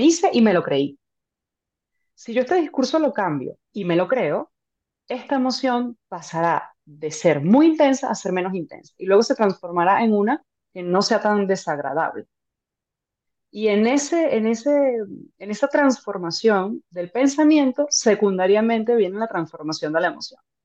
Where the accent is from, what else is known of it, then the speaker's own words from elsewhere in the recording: Venezuela; soy venezolana, soy médico